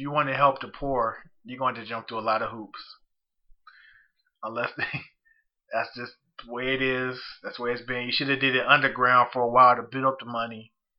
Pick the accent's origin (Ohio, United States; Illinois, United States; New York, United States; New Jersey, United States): Illinois, United States; Zion; Even my hometown, in Zion, Illinois